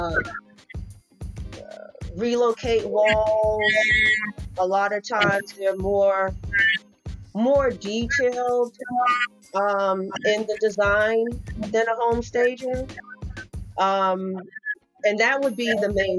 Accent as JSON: {"language": "English", "town": "Boston", "region": "Massachusetts", "country": "United States", "moved": "yes", "lives_now": "North Carolina, United States", "said": "I am from Boston"}